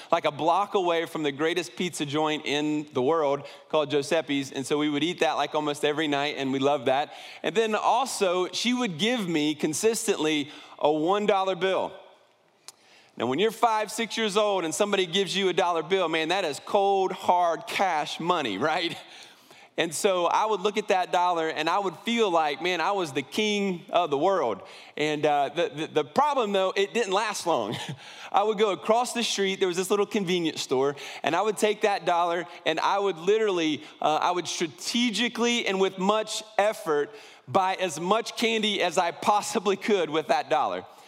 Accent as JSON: {"language": "English", "town": "Columbus", "region": "Ohio", "country": "United States", "tie": "born or raised there", "said": "I was born right outside of Columbus, Ohio"}